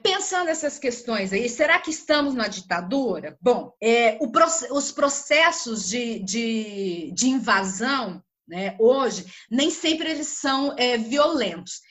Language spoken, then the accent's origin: Portuguese; Brazil; Como brasileira